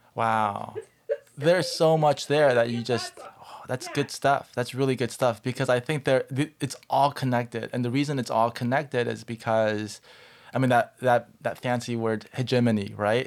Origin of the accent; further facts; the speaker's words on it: Southern California, United States; I grew up in Southern California and I grew up in a Korean American church